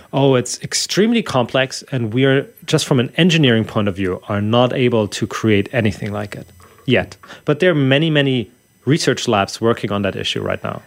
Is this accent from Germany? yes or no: yes; Germany; English is a second language; moved away; I'm from Germany originally